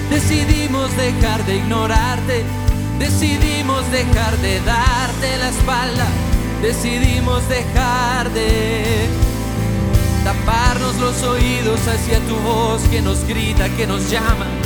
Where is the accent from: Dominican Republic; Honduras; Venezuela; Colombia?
Colombia; Como colombianos venimos a decirte